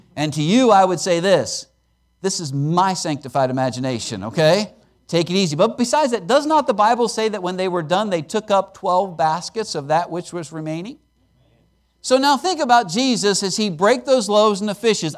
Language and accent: English; Pennsylvania, United States; moved away as an adult; also born or lived in Alaska / Chattanooga; I was born and raised in Pennsylvania